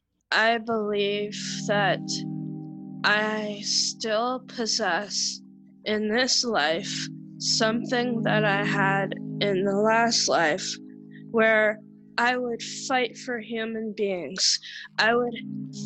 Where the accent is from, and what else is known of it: Kapuskasing, Ontario, Canada; born or raised there; also born or lived in Barrie, Ontario